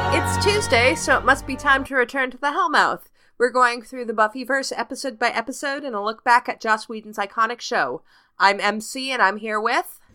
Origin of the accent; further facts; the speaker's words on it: Canada; I'm Canadian.